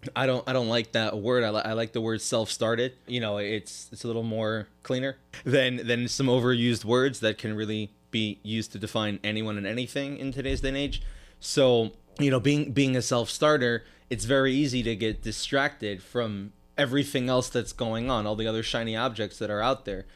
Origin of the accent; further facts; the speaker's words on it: New York City, New York, United States; moved away as an adult; now in South Florida, United States; I grew up in Crown Heights, did the regular yeshiva thing till I was about eighteen.